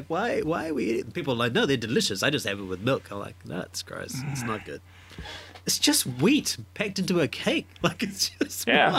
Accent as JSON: {"language": "English", "country": "Fiji", "tie": "born or raised there", "lives_now": "New Zealand", "said": "Growing up Indian, we're from Fiji, and I guess when you're in Fiji, crabs are more readily available than they are in New Zealand."}